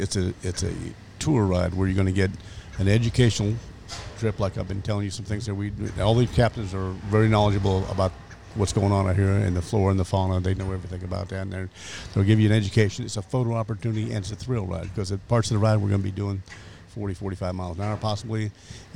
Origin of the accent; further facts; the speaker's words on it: Illinois, United States; moved away as an adult; now in Florida, United States; I'm from Illinois.